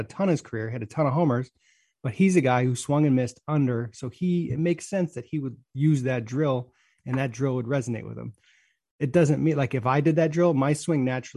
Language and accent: English; Hudson, United States; I grew up in Hudson